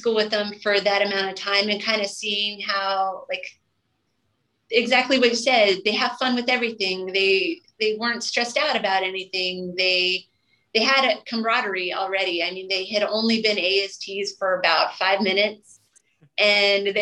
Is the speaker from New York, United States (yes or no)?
no; Colorado, United States; moved away as an adult; I'm from Colorado. I did not grow up in the ocean